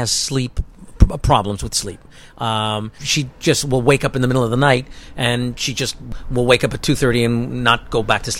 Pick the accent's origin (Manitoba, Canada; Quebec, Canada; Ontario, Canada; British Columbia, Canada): Ontario, Canada; Toronto; moved away as an adult; also born or lived in New York; I'm from Canada.